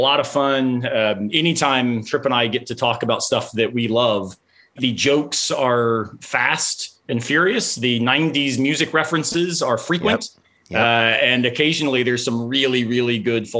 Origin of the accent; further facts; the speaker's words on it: the South, United States; I'm from the South.